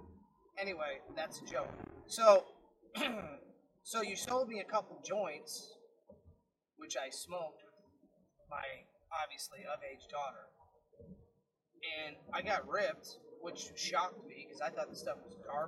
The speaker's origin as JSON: {"language": "English", "region": "Illinois", "country": "United States", "tie": "born or raised there", "moved": "yes", "lives_now": "Florida, United States", "said": "I grew up in Illinois"}